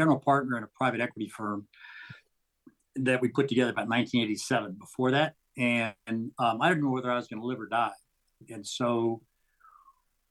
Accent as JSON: {"language": "English", "town": "Walnut Creek", "region": "California", "country": "United States", "tie": "born or raised there", "said": "I grew up in the San Francisco Bay Area in a little town called Walnut Creek."}